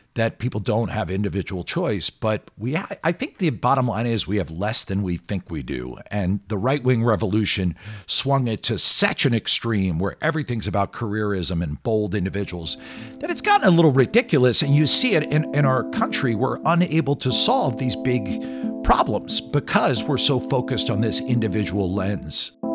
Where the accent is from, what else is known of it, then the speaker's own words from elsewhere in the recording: Philadelphia, Pennsylvania, United States; Philadelphia, which is my hometown